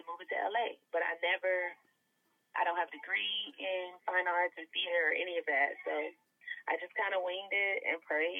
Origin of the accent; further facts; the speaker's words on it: Atlanta, Georgia, United States; now in Los Angeles, United States; I'm from Atlanta